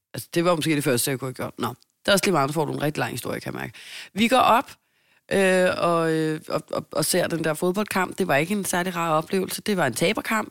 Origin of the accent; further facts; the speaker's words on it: Denmark; Jeg er jo dansker